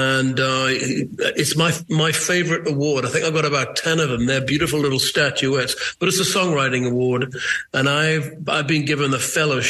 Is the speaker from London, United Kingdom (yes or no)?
no; Newcastle upon Tyne, North East England, United Kingdom; I'm from Newcastle. It's a similar working-class seaport.